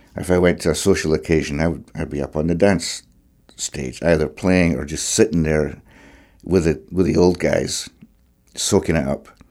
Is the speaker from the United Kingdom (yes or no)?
yes; Clackmannan, Scotland, United Kingdom; moved away as an adult; also born or lived in Alloa / Cape Breton; I was growing up in Clackmannan, which is in central Scotland